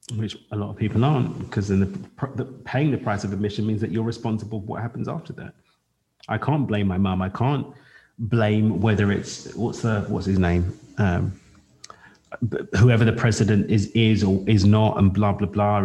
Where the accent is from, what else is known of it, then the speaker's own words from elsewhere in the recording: London, United Kingdom; I'm Black British. I was born in East London in the UK in the 80s